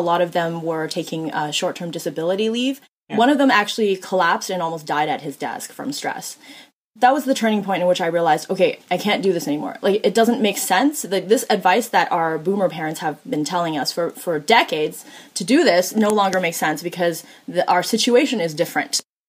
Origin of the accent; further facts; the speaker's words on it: Canada; also born or lived in China; I grew up poor and I wasn't actually born in Canada. I was born in China.